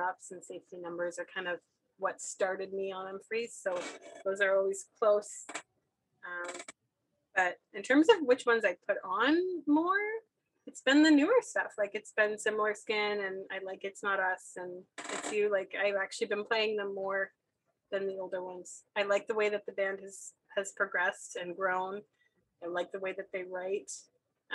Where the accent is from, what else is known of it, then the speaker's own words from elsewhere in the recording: Moncton, New Brunswick, Canada; moved away as an adult; now in Ottawa, Canada; I grew up in Moncton and I would take the train to Montreal and see shows all the time